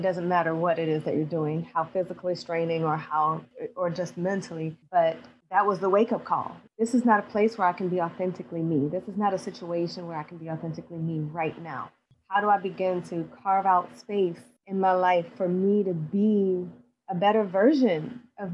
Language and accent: English; New Orleans, Louisiana, United States; I'm from New Orleans, Louisiana